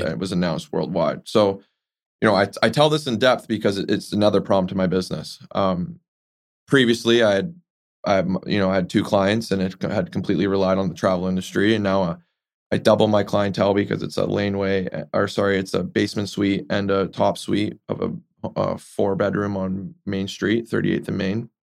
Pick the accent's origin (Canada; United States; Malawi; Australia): Canada; Vancouver, British Columbia; grew up here in Vancouver